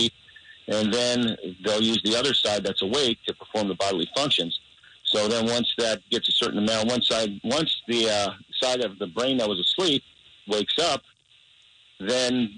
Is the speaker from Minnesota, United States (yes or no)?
no; San Clemente, California, United States; I grew up surfing and fishing off the coast here in San Clemente.